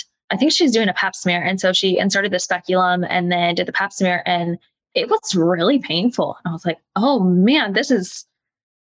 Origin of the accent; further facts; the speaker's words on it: Kansas City, Missouri, United States; also born or lived in Columbia, Missouri / Blue Springs, Missouri; I grew up in the Kansas City area